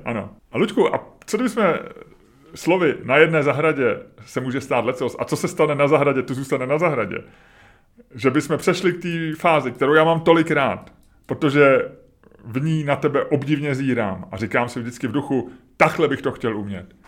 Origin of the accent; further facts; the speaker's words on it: Prague, Czechia; my jsme bydleli tehdy s babičkou a s dědou v Holešovicích